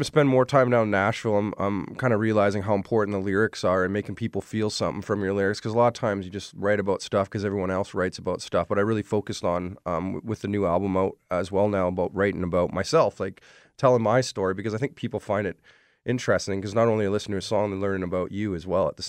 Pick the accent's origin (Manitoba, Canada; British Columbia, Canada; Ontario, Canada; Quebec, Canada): Ontario, Canada; I decided to write a song about growing up in Ontario, and I've moved around a lot